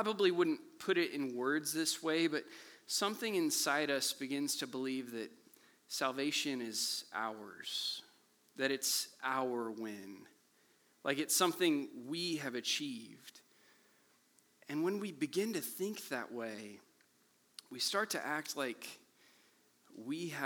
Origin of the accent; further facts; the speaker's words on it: Kansas City, Missouri, United States; I grew up here in Kansas City